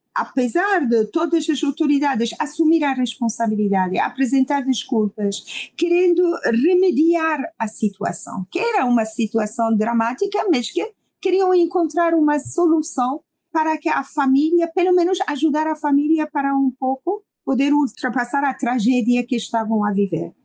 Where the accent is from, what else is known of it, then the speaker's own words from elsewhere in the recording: Iran; Portuguese is a second language; now in Lisbon, Portugal; minhas ligações diretas com o meu país de origem